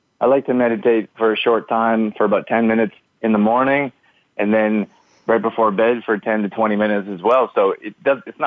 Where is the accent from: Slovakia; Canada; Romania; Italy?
Canada; moved away as an adult; also born or lived in United States; I grew up here in Canada. Then when I was 18, I moved to the U.S.